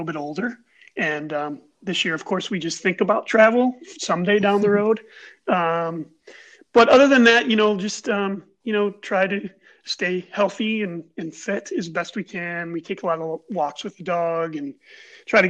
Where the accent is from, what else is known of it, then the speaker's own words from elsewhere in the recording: Buffalo, New York, United States; I've grown up in Buffalo. I grew up in the Amherst area. I've lived in Buffalo my whole life